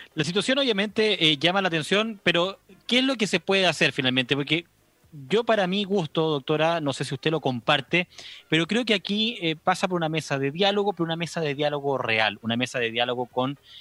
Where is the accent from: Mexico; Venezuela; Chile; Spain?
Chile; nosotros como chilenos